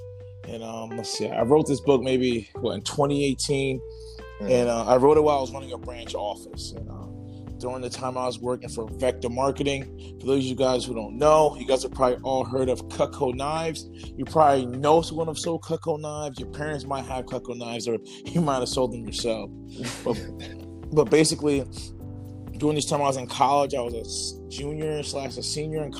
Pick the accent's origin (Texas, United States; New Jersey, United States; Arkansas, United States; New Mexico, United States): New Jersey, United States; I'm out of Central Jersey